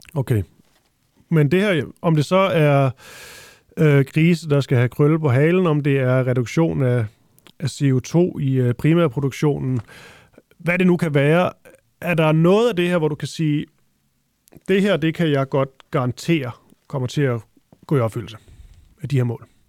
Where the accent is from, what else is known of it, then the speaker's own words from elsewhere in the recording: Funen, Southern Denmark, Denmark; Jeg er også fra Fyn